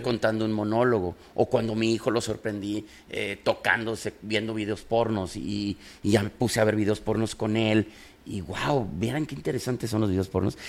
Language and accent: Spanish; Guanajuato, Mexico; also born or lived in Guadalajara, Jalisco; now in Monterrey, Mexico; yo soy de Guanajuato, pero vengo de Guadalajara